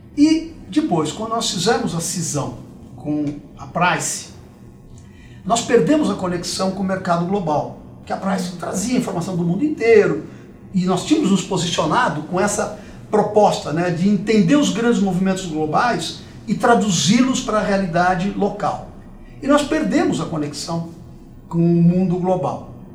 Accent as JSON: {"language": "Portuguese", "region": "São Paulo", "country": "Brazil", "tie": "born or raised there", "also_born_or_lived": "Dois Córregos / Jaú", "said": "Eu nasci aqui em São Paulo, mas depois a carreira de promotor, ele passa por diversas cidades do interior antes de voltar para a capital. Uhum. Então nós acabamos morando em Dois Córregos, Jaú, até chegar em São Paulo de novo. E aqui em São Paulo, eu estudei muito tempo"}